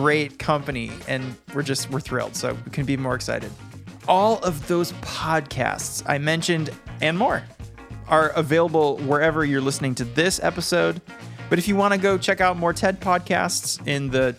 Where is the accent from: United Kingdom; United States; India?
United States; Michigan; Shout out to my home state. I love you and I'll never leave you. Michigan.